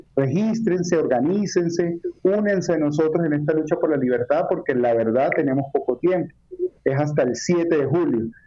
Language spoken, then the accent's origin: Spanish; Venezuela; now in Colombia; venezolanos, que a pesar de que estamos fuera de nuestro país